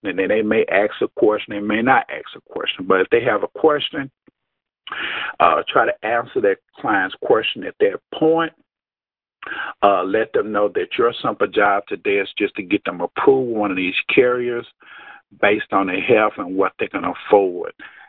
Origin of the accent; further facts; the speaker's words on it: Jackson, Mississippi, United States; I am from Jackson, Mississippi.